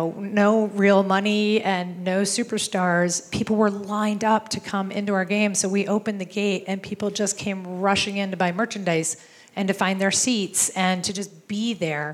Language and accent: English; East Coast, United States; moved away; we're both from the East Coast